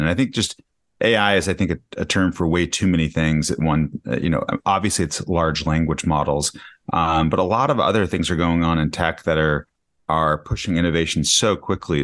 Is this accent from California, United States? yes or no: no; Denver, Colorado, United States; moved away as an adult; also born or lived in Michigan; now in New York City, United States; I grew up in Denver, Colorado.